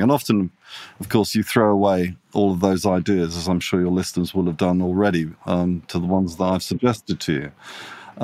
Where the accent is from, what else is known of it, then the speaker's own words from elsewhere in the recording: Italy; also born or lived in England / London; now in Sydney, Australia; I'm half Italian. I grew up in Italy.